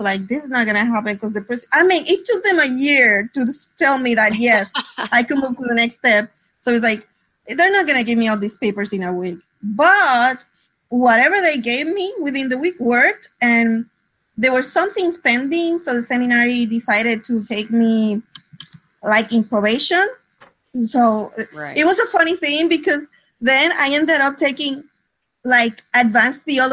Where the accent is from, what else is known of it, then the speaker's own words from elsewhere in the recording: Puerto Rico; English is a second language; Well, I grew up in Puerto Rico.